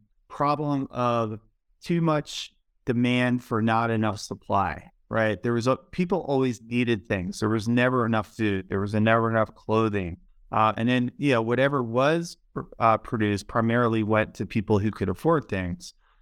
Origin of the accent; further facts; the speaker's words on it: Baltimore, Maryland, United States; moved away; also born or lived in Sweden / Denver; I grew up in Baltimore, Maryland, pretty much right when the deindustrialization started to happen to the country, and it really affected the city where I grew up.